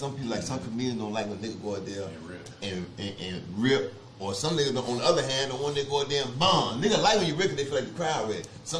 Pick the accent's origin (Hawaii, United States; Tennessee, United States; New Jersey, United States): New Jersey, United States; born there; I was born in New Jersey in the project, so you know, why not have a project, nigga, in the project?